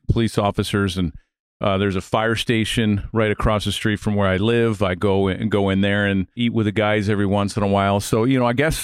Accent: Baltimore, Maryland, United States; I grew up in Baltimore, so I was a big Oriole fan

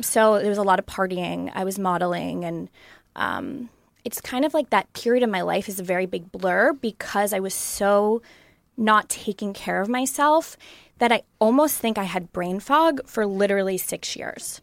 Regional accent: Long Island, New York, United States; moved away; I grew up in New York, um, in Long Island, and I grew up on pizza, pasta, and bagels

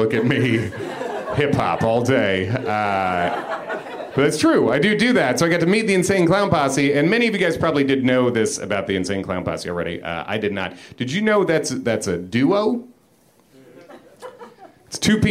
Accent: Chicago area, Illinois, United States; born or raised there; now in New York, United States

